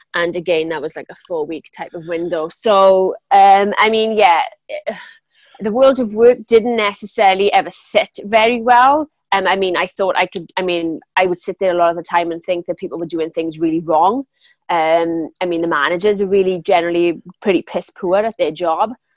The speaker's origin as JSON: {"language": "English", "town": "Pontypridd", "region": "Wales", "country": "United Kingdom", "tie": "born or raised there", "accent": "Welsh", "said": "I'm from South Wales. Um, I was born in a town, same town as Tom Jones, actually."}